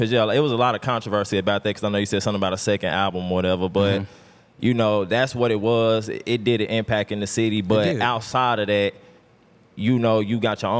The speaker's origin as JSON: {"language": "English", "town": "Tulsa", "region": "Oklahoma", "country": "United States", "said": "I'm from North Tulsa"}